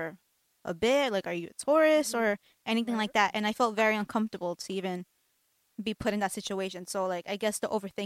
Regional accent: United States; also born or lived in Mexico; growing up here my whole life

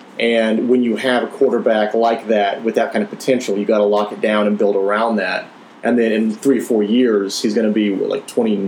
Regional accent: Oklahoma, United States; moved away; growing up in Oklahoma there was no NFL, so we were all born to be Cowboys fans

